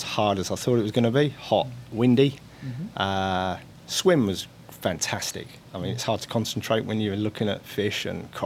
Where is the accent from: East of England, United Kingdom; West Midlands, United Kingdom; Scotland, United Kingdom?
East of England, United Kingdom; moved away as an adult; now in Christchurch, New Zealand; Originally from England, from the UK, just north of London. And I've been in Christchurch 12 years now.